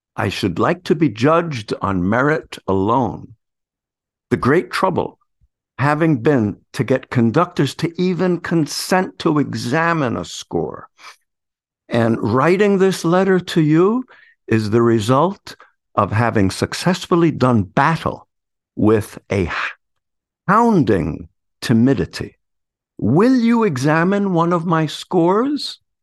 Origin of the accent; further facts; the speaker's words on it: New York City, New York, United States; I come from the Bronx